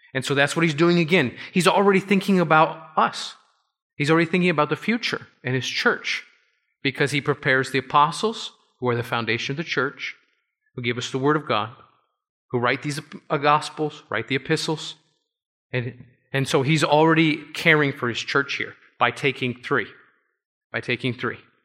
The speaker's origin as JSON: {"language": "English", "region": "Florida", "country": "United States", "tie": "born or raised there", "moved": "yes", "lives_now": "New York, United States", "said": "I grew up in Florida"}